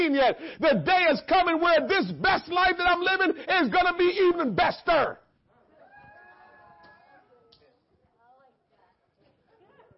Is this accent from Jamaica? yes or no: yes; Jamaica; growing up in Jamaica